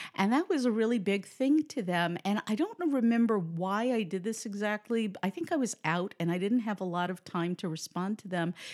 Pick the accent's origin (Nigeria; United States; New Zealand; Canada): United States; New York City, New York; moved away as an adult; also born or lived in Manhattan; now in New Jersey, United States; I grew up in the Bronx